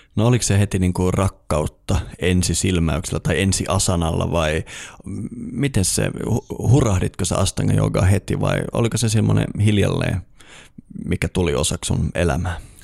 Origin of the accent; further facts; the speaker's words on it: Eastern Lapland, Finland; moved away; mä oon itse kotoisin tuolta Itä-Lapista